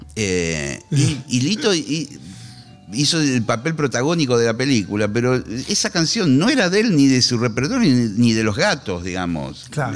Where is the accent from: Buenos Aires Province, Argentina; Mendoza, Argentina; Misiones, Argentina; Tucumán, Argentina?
Buenos Aires Province, Argentina; Monte Grande; Yo soy de Montegrande, de una localidad treinta y pico kilómetros